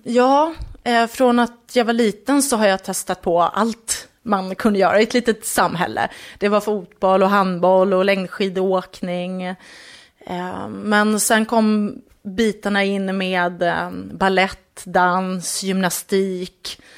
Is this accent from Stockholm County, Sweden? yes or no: no; just north of Enköping, Uppsala County, Sweden; strax norr om Enköping är jag uppvuxen